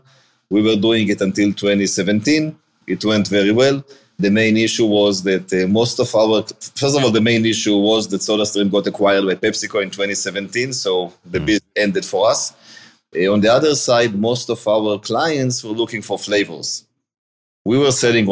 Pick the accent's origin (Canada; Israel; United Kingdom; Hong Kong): Israel; moved away as an adult; now in Cleveland, United States; born in Israel. I moved to the US in 2011